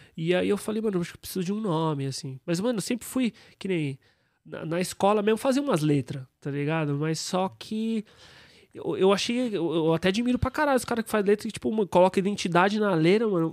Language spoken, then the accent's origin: Portuguese; São Paulo, Brazil; Eu nasci na Aclimação